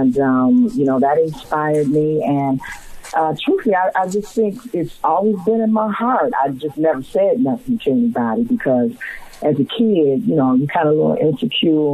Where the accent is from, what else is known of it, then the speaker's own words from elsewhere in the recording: Cleveland, Ohio, United States; also born or lived in Cincinnati, Ohio; I'm from Cleveland, Ohio. I'm from the Buckeye State. I went to Warrensville Heights High School